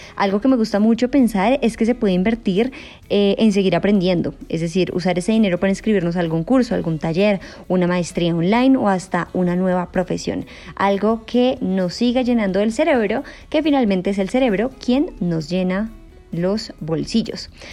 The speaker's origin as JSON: {"language": "Spanish", "country": "Colombia", "said": "como lo conocemos en Colombia"}